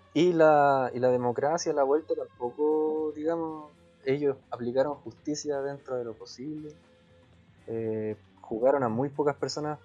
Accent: Chile; somos mestizos chilenos

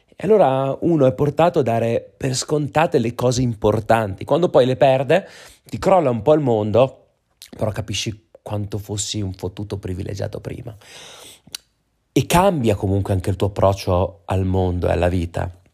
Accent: Trentino-Alto Adige, Italy; moved away; dalle nostre parti va anche a meno 14 gradi in Trentino

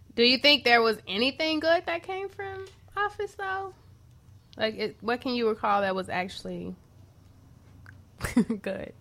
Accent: Chicago, Illinois, United States; I'm from Chatham

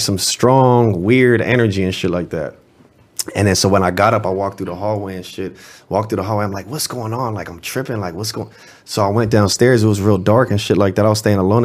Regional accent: Los Angeles, California, United States; I'm from the Marvin Avenue district in West Los Angeles

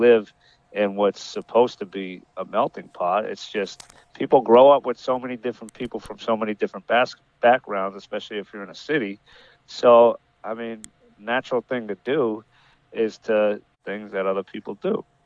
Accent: Boston, Massachusetts, United States; I'm from Boston, so I'm from New England

